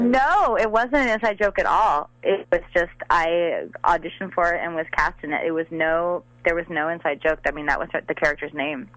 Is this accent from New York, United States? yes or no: yes; Long Island, New York, United States; I grew up on on Long Island in New York